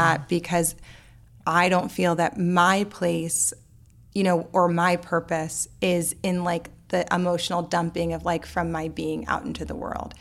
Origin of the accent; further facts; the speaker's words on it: New Orleans, Louisiana, United States; I grew up in New Orleans